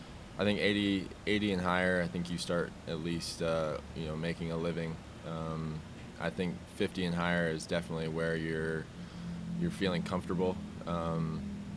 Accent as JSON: {"language": "English", "town": "Omaha", "region": "Nebraska", "country": "United States", "tie": "born or raised there", "said": "I'm from Omaha"}